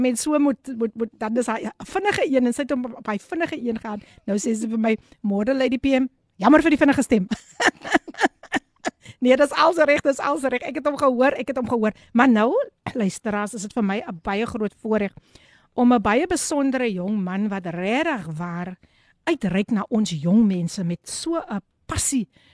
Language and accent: Afrikaans; Eerste River, Western Cape, South Africa; ek is mos van Easter River